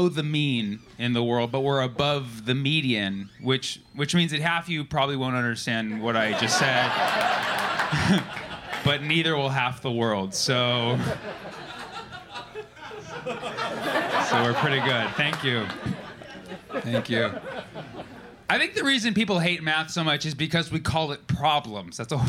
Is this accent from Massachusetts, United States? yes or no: no; California, United States; I'm from California.